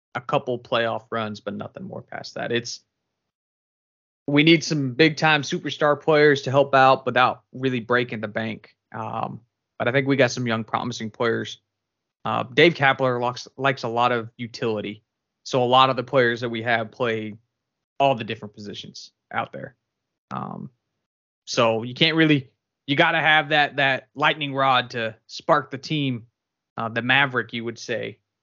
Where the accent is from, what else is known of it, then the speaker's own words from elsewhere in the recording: California, United States; moved away; also born or lived in Boston; I'm from California originally